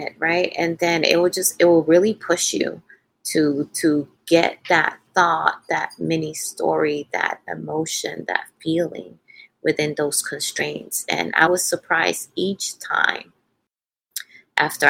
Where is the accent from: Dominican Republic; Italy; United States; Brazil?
Dominican Republic; English is a second language; moved away; while I was growing up in the Dominican Republic.